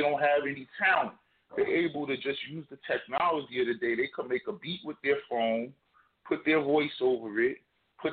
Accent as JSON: {"language": "English", "region": "New Jersey", "country": "United States", "said": "I'm from Jersey"}